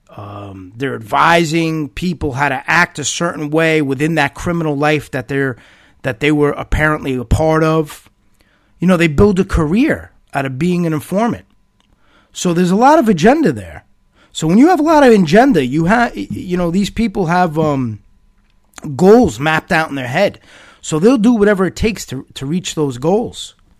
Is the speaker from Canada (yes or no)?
no; United States; As a United States citizen, as an American